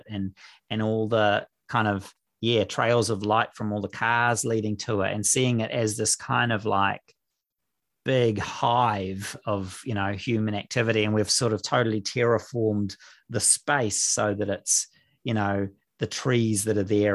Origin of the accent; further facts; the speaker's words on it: Auckland, New Zealand; moved away as an adult; also born or lived in England; now in Thames, New Zealand; I grew up in Auckland.